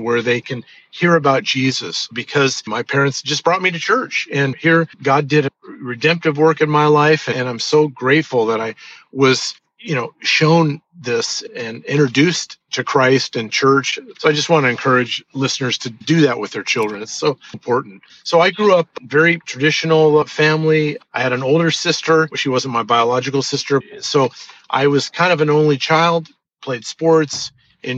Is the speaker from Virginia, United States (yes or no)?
no; Orange, California, United States; also born or lived in Los Angeles, California; I was born in Los Angeles, California, and I was adopted as an infant. And my parents raised me in the city of Orange, in Orange County, California